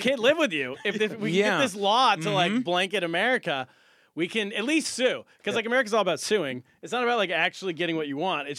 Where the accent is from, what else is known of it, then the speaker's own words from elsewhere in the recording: China; now in New York, United States; I came straight from China to New York.